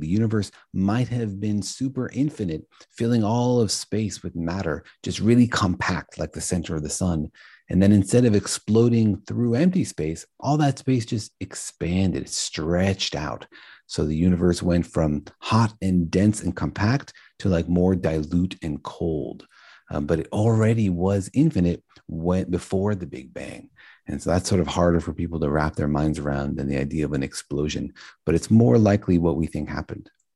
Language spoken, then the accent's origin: English; Los Alamos, New Mexico, United States; I grew up in Los Alamos, New Mexico, home of the Manhattan Project